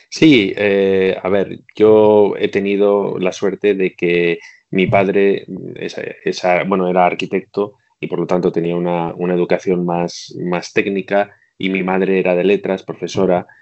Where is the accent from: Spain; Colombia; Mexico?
Spain; Bilbao, Basque Country; moved away as an adult; also born or lived in Belfast; now in Shanghai, China; Yo soy de Bilbao